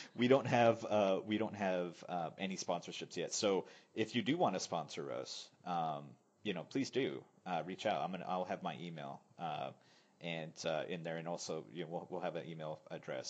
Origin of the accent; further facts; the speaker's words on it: United States; also born or lived in northern Thailand; now in Thailand; I'm American